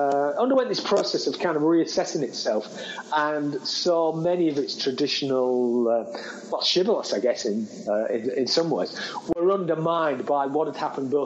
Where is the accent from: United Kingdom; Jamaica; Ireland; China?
United Kingdom; Hull, Yorkshire and the Humber; my hometown, that Hull